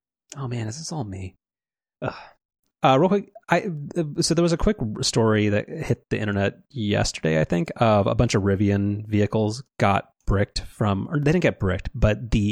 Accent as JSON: {"language": "English", "country": "United States", "said": "I'm an American"}